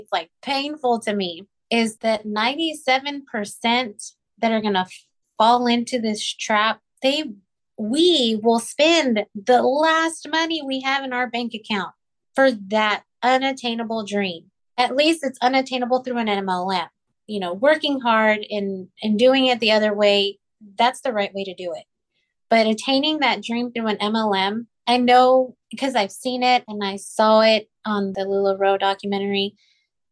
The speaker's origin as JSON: {"language": "English", "area": "Rio Grande Valley", "region": "Texas", "country": "United States", "tie": "born or raised there", "moved": "yes", "said": "I grew up in the Rio Grande Valley. It's like 99% Hispanic"}